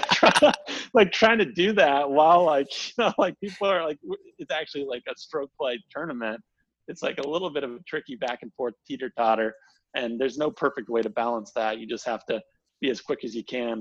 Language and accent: English; Indianapolis, Indiana, United States; now in Georgia, United States; I'm from Indianapolis, so I'm team Peyton